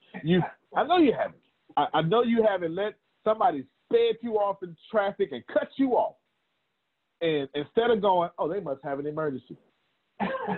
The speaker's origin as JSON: {"language": "English", "region": "Texas", "country": "United States", "said": "I'm from Texas"}